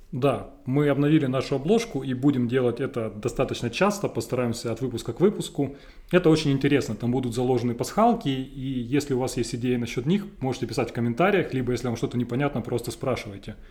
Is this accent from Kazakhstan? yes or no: no; Donbas, Ukraine; Я простой парень из Шахтерского края